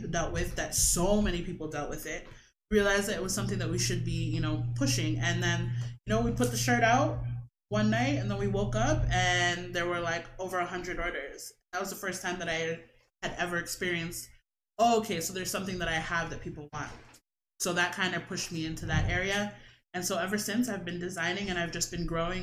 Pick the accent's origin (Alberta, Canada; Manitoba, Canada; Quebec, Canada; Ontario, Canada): Ontario, Canada; Toronto; also born or lived in Brampton; I was born and raised in Toronto and Brampton